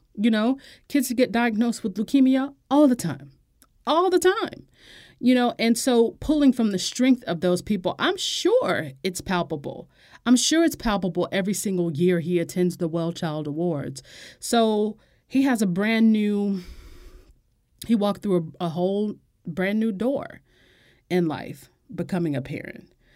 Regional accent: United States; as an American

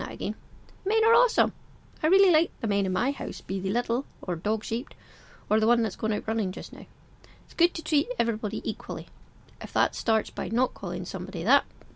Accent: Scotland, United Kingdom; as we see in Scotland, in the UK

